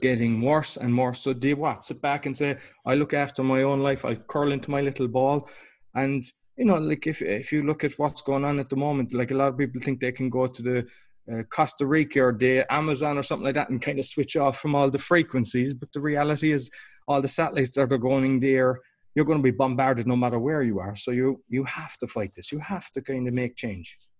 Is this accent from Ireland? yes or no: yes; Ireland; now in Poland; I'm Irish originally.